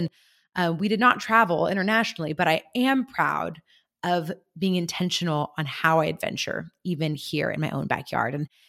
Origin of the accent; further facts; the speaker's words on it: San Luis Obispo, California, United States; I finally hosted my very first Climb Women's Retreat right here in my hometown of San Luis Obispo.